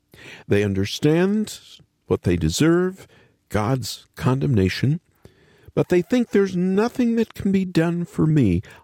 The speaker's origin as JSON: {"language": "English", "region": "Oklahoma", "country": "United States", "tie": "born or raised there", "also_born_or_lived": "Kansas / North Dakota / Louisiana", "said": "I've done it a lot of road trips in my day, growing up in Oklahoma and Kansas and North Dakota and Louisiana."}